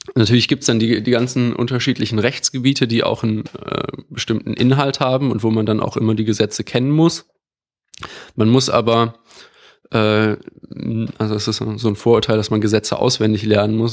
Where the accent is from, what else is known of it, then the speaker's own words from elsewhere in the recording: Düsseldorf, North Rhine-Westphalia, Germany; moved away as an adult; also born or lived in Bonn / Madrid; now in Berlin, Germany; ich komme aus Düsseldorf